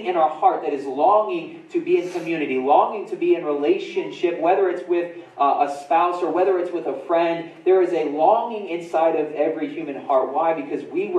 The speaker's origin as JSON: {"language": "English", "town": "Winchester", "region": "Indiana", "country": "United States", "tie": "born or raised there", "also_born_or_lived": "Muncie, Indiana", "said": "In middle school, I remember when we moved from Winchester, Indiana, to when we moved to Muncie. I was in sixth grade."}